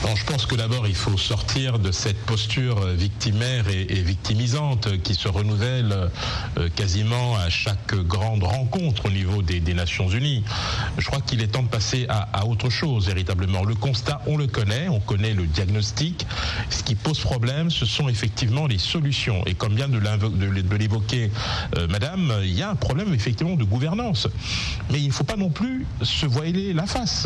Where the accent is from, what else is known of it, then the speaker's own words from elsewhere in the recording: DR Congo; en tant que Congolais